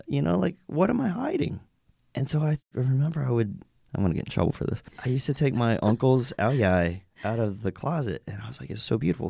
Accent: Roanoke, Virginia, United States; moved away as an adult; also born or lived in New York / Los Angeles; I grew up in Roanoke, Virginia

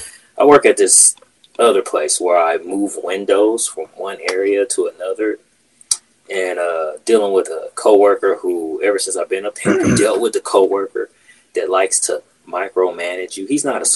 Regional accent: Kansas City, Missouri, United States; now in St. Louis, United States; I came from Kansas City. Totally different, you know, sides of Missouri. Totally different types of people. Like, and maybe it's just the fact that I'm used to Kansas City and Kansas City people.

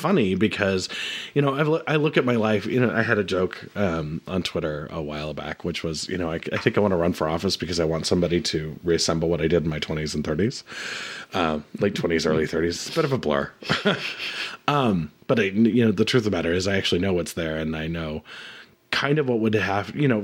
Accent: Helena, Montana, United States; moved away; also born or lived in Caribou, Maine / Houston, Texas / Phoenix, Arizona / Portland, Oregon; I lived in Montana, but I grew up in Helena

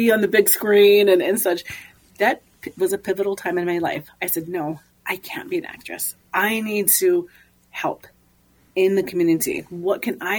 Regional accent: North Dakota, United States; now in Black Hills, United States; I grew up on the Standing Rock Reservation all of my life

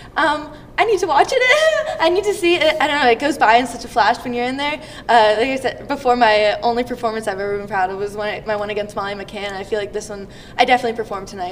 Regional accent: Canada; Canada, my home country

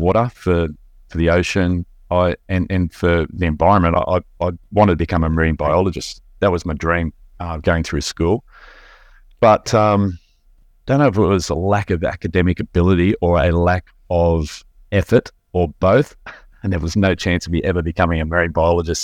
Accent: Belmont, Lake Macquarie, New South Wales, Australia; I grew up in Ballantyne, which is around the corner from where I live now in Lake Macquarie.

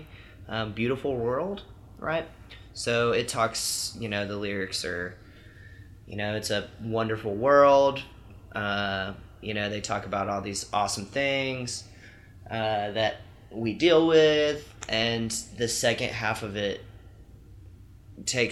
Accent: Alabama, United States; moved away; I'm from Alabama

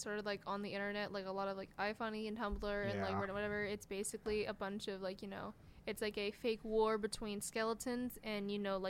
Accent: Florida Panhandle, United States; I am from the Panhandle

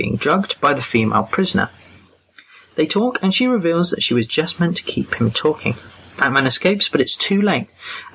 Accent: England, United Kingdom; I'm that English guy

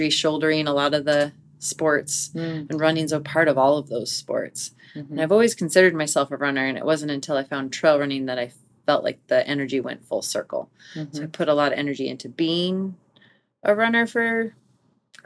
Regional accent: Bow, Washington, United States; also born or lived in Pasadena, California / Boulder, Colorado / Bend, Oregon; So I grew up in Bow, Washington. I was actually born in Pasadena

